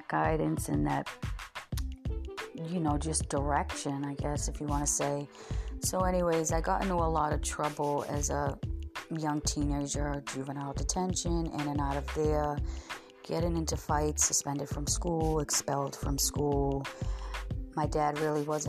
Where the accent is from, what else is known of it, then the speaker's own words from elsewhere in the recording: Massachusetts, United States; I grew up in Massachusetts with two sisters